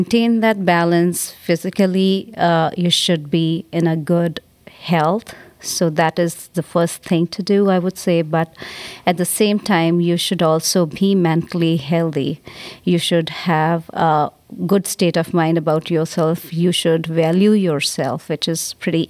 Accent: India; moved away; I'm from India

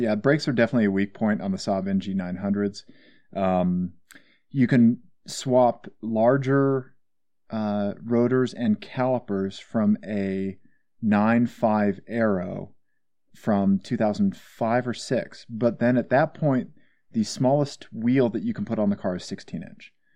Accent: Missouri, United States; I'm from Missouri

